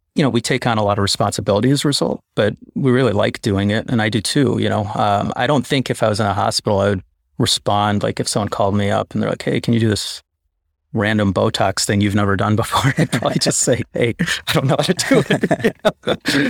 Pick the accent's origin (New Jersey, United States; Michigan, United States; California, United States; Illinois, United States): Illinois, United States; Chicago; I grew up in Chicago